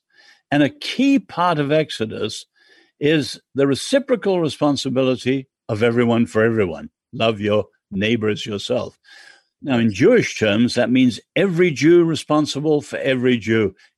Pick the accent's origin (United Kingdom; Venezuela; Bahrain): United Kingdom; England; I'm English.